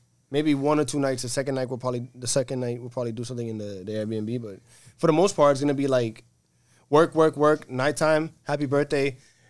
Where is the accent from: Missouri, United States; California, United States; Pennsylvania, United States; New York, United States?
New York, United States; New York City; I'm glad I was raised in the Bronx.